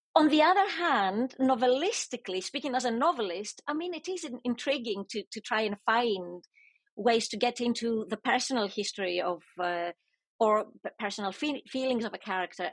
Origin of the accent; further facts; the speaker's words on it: Greece; I'm Greek. So I grew up in the Greek educational system